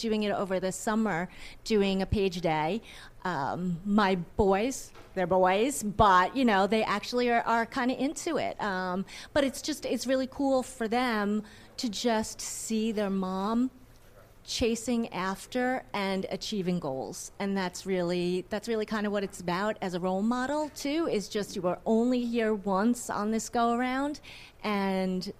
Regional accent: Smithtown, New York, United States; I've been there since I was born in 71.

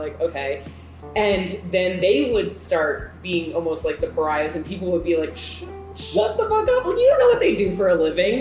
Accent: Calvert County, Maryland, United States; moved away as an adult; also born or lived in Wilmington, North Carolina / Baltimore, Maryland / Washington, District of Columbia, United States; now in Virginia, United States; I am from the smallest county in Maryland, Calvert County

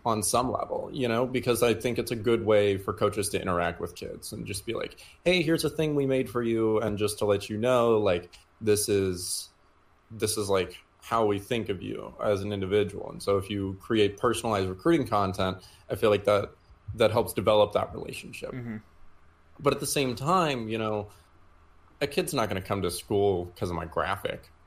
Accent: Houston, Texas, United States; also born or lived in Denton, Texas; I'm from Houston originally.

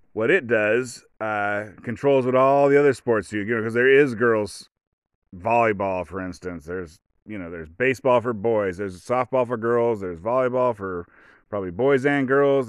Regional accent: United States; I'm an American

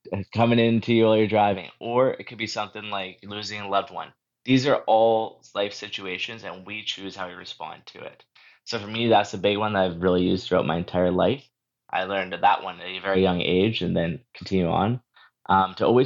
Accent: Moose Jaw, Saskatchewan, Canada; So I was born and raised in Moose Jaw, Saskatchewan, and I grew up there

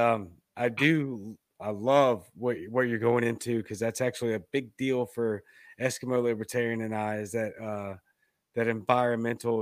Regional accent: Baton Rouge, Louisiana, United States; also born or lived in Mississippi; now in Jackson, United States; I'm from Baton Rouge, but I'm in Middle Mississippi near Jackson

